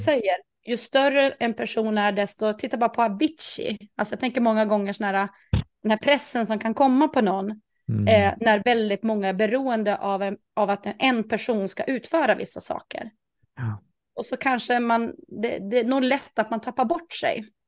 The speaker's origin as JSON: {"language": "Swedish", "region": "Norrland", "country": "Sweden", "said": "jag är ju jag är norrlänning"}